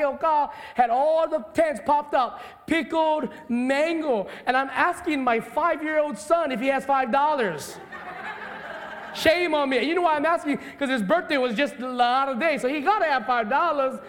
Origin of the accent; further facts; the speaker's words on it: Hawaii, United States; I'm a Hawaiian boy.